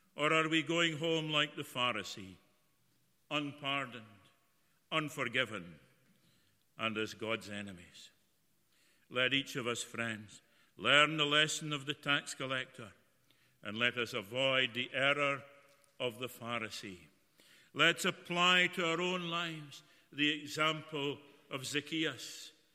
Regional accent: Broughty Ferry, Scotland, United Kingdom; I can remember when I was a, a, young boy growing up in Fisher Street in Broughty Ferry near the the lifeboat shed

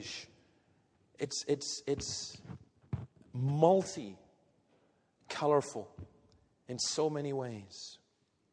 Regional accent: Scotland, United Kingdom; I'm Scottish

